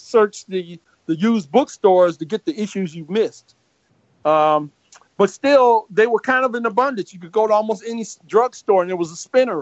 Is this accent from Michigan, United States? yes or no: yes; Detroit, Michigan, United States; the neighborhood I grew up in back in Detroit